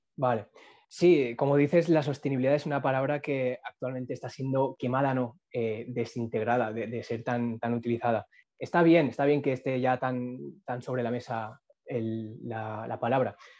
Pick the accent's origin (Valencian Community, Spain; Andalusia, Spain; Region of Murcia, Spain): Valencian Community, Spain; Castellón; now in Burjassot, Spain; nací en Castillo, he vivido en Castillo, en la ciudad